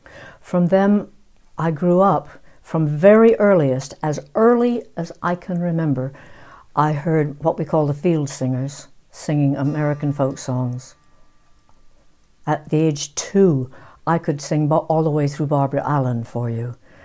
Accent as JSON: {"language": "English", "region": "England", "country": "United Kingdom", "said": "I am British. I feel that I'm English."}